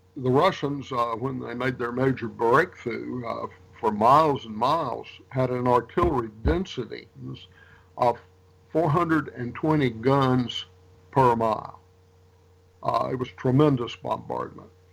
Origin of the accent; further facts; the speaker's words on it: Rouge, Louisiana, United States; moved away as an adult; also born or lived in North Carolina / Tennessee / Arkansas / Georgia; I was born in Rouge, Louisiana